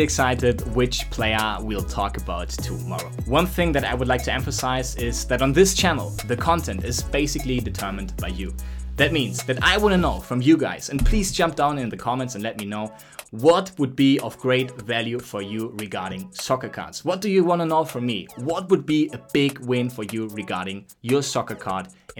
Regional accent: Germany; now in Barcelona, Spain; I'm from Germany, currently doing this podcast right out of Barcelona

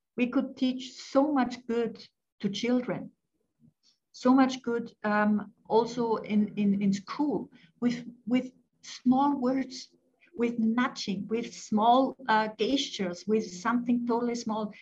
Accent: Austria; born or raised there; English is a second language; also born or lived in France

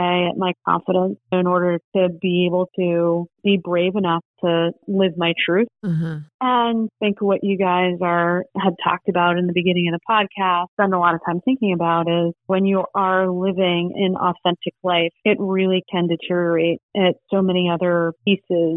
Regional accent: Kutztown, Pennsylvania, United States; moved away; we grew up in Kutztown

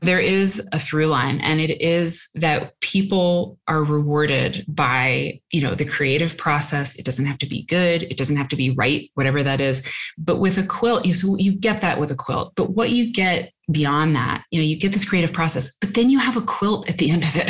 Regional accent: Iowa, United States; when we were growing up in Iowa

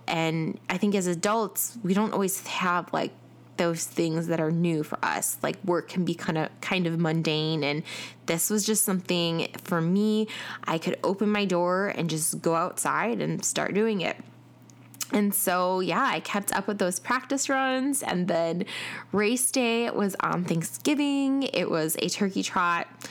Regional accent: Chicago, Illinois, United States; now in Atlanta, United States; I am originally from Chicago, uh, and I currently live in Atlanta

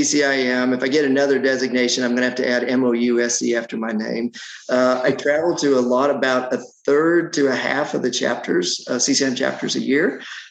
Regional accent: Colorado, United States; moved away as an adult; now in Atlanta, United States; I grew up in Colorado, ended up here in Georgia, going to Emory University to business school

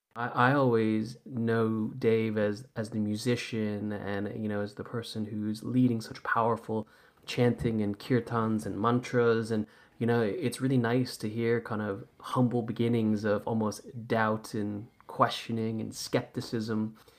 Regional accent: Santa Monica, California, United States; now in London, United Kingdom; I'm originally from Santa Monica, so I, you know, I grew up in Santa Monica in the late eighties and nineties.

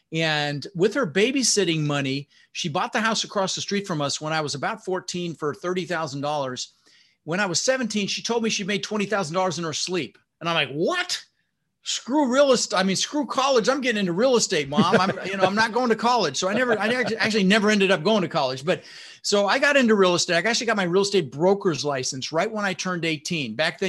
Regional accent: Denver, Colorado, United States; also born or lived in Netherlands; I was born in the Netherlands, you know, Holland, wooden shoes, windmills. And we immigrated and we ended up in Denver, Colorado, and we grew up struggling.

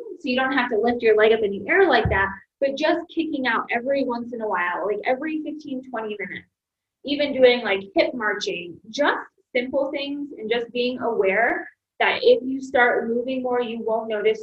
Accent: Michigan, United States; moved away; also born or lived in Ohio; I'm originally from Michigan, yes. So I've been in the Midwest most of my life

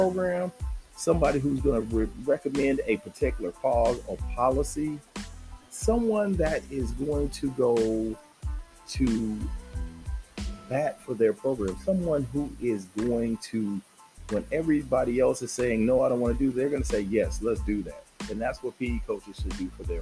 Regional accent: Southern California, United States; I'm from Southern California

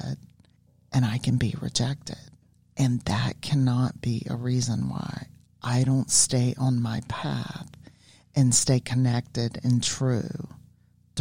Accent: the South, United States; I grew up in the South and I grew up in religion

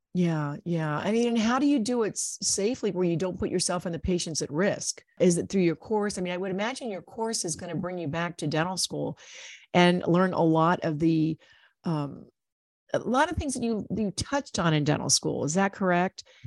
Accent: Ohio, United States; I grew up in Ohio

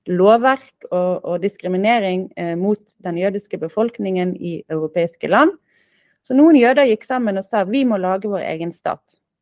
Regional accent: Bergen, Vestland, Norway; jeg kommer jo fra Flaktveit, fra Åsane. Og fra Galilea i Palestina. Min pappa er palestiner, og min mor er norsk. Så jeg har vokst opp i Norge

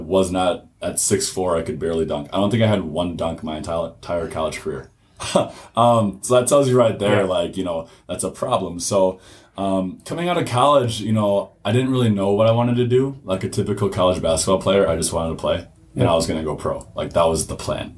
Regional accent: Milwaukee, Wisconsin, United States; I'm from the Milwaukee area. I went to New Berlin Eisenhower, graduated in 2012

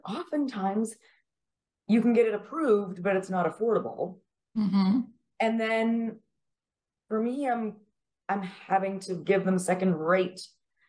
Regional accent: Regina, Saskatchewan, Canada; moved away as an adult; also born or lived in Montreal, Quebec / Dublin, Ireland / Kentucky; now in San Antonio, United States; I used to think when I grew up in Canada from 0 to 20

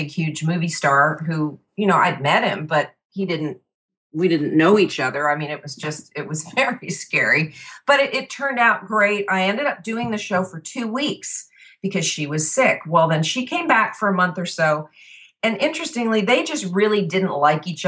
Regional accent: New Jersey, United States; I grew up in New Jersey, which is nothing like the TV show Jersey Shore

